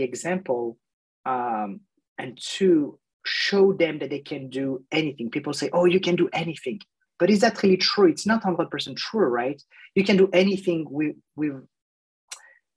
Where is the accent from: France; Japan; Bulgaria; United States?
France; moved away; I grew up in France, in 1982